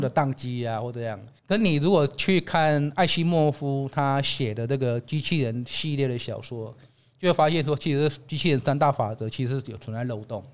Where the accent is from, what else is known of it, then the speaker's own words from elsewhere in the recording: Taiwan; 我们台湾人…博士